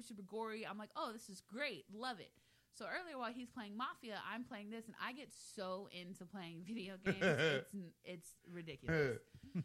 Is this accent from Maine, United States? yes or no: no; Texas, United States; I am from Texas